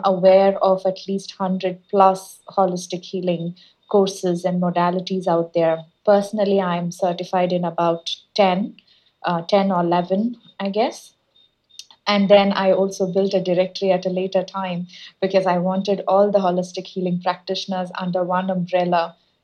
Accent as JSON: {"language": "English", "country": "India", "tie": "born or raised there", "also_born_or_lived": "United States", "moved": "as an adult", "said": "I was born and brought up in India. And when I went to US for my master's degree"}